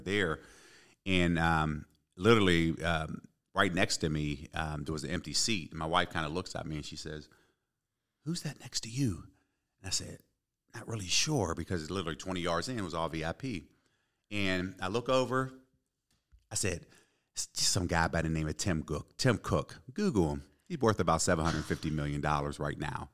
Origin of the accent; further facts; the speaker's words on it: Pittsburgh, Pennsylvania, United States; also born or lived in Ypsilanti, Michigan / Detroit, Michigan; born and raised in Pittsburgh